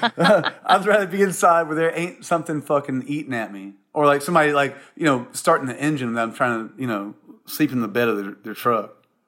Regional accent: Columbia, South Carolina, United States; moved away; also born or lived in Charleston, South Carolina / Seattle; growing up in South Carolina and Columbia, um, or Charleston

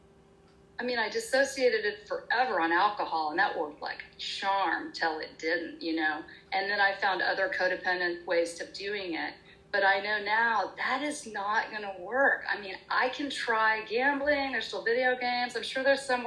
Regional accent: Oklahoma, United States; I grew up in Oklahoma in the Bible Belt

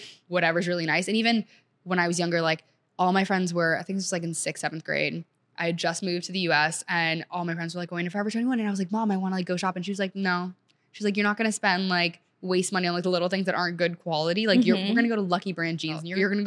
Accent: Montgomery County, Maryland, United States; also born or lived in Senegal / New Orleans; I grew up in Montgomery County, Maryland

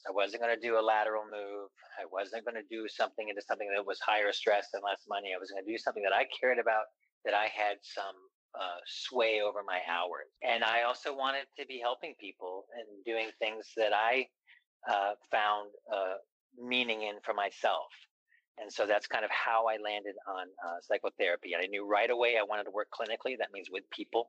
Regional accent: East Coast, United States; also born or lived in San Francisco; now in Los Angeles, United States; I'm from the East Coast

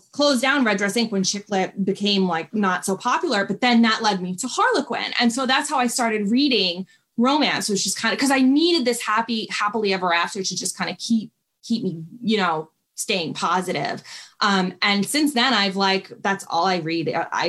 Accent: New York, United States; I was living in a city. I lived in New York. I'm from New York. I was living in the city and working on my career

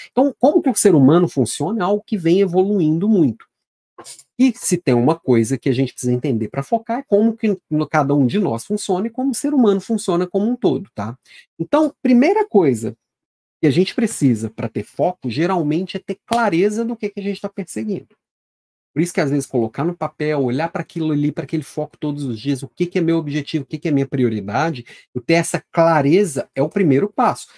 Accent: Minas Gerais, Brazil; Também sou mineiro

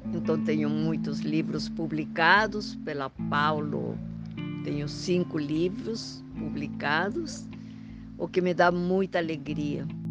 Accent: Huancayo, Junín, Peru; accent: Peruvian; Portuguese is a second language; moved away as an adult; also born or lived in Lima, Peru / Paris, France; now in Brazil; Vocês devem estar sentindo no meu sotaque que eu sou peruana, mas moro no Brasil há muito, muito tempo

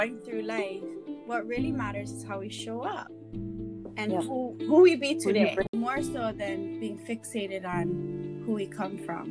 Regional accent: Honolulu, Hawaii, United States; also born or lived in Wahiawa Heights; Was born and raised in Honolulu, but now live in Wahiawa Heights

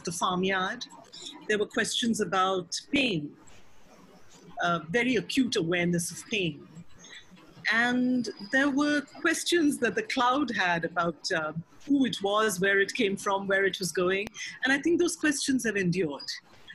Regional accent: Mumbai, Maharashtra, India; I grew up in Mumbai

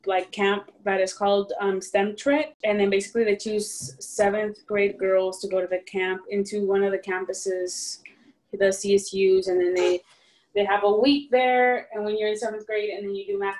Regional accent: Stockton, California, United States; moved away as an adult; now in Santa Rosa, United States; I am from Stockton, California

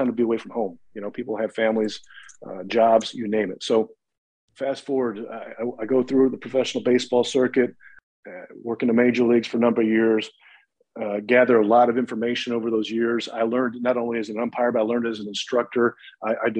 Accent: central Illinois, United States; also born or lived in Pontiac, Illinois; born and raised in the Midwest. I grew up in central Illinois

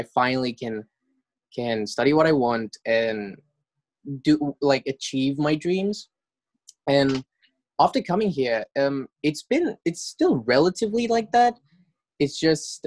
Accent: Mauritius; moved away as an adult; I'm from Mauritius, which is a tiny island off the east coast of Madagascar.

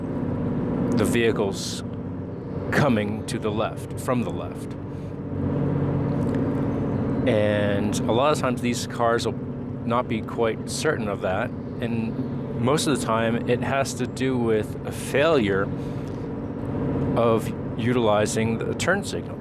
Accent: New Jersey, United States; now in Maryland, United States; growing up in New Jersey

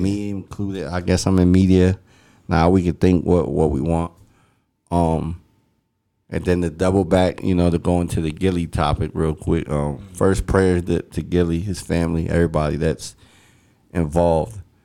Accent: Philadelphia, Pennsylvania, United States; growing up in Philly

